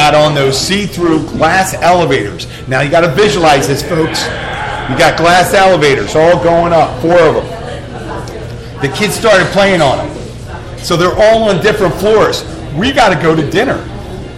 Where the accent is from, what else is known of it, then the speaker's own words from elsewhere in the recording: Florida Keys, United States; I'm from the Keys.